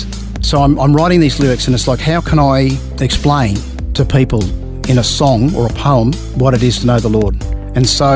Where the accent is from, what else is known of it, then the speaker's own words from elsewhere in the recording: Melbourne, Victoria, Australia; I grew up in South Caulfield, which is in Victoria, in a middle-class family.